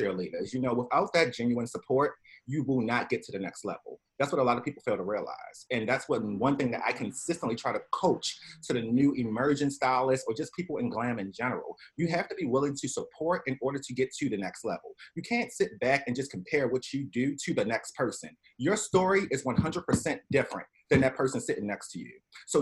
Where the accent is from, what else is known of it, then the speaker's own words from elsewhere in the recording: Baltimore, Maryland, United States; now in New York City, United States; I'm originally from Baltimore, Maryland.